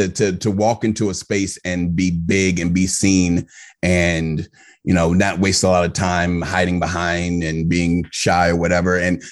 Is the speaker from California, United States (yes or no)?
no; Virginia, United States; also born or lived in Maryland; I was raised primarily in Northern Virginia, but I've lived in the DMV. So that's the district, Maryland and Virginia.